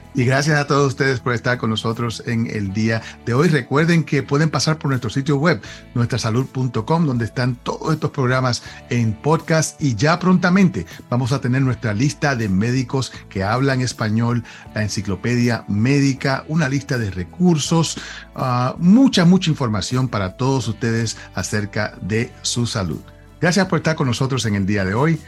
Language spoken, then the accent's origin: Spanish; Puerto Rico; moved away; cuando yo crecí en Puerto Rico, nosotros pintábamos la casa todos los años